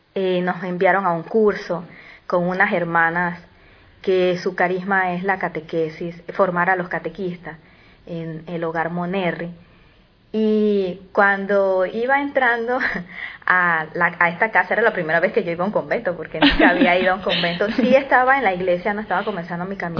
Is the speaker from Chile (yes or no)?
no; Panama; soy de Panamá